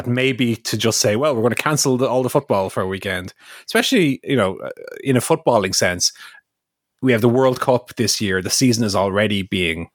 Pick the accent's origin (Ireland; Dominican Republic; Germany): Ireland; Irish person.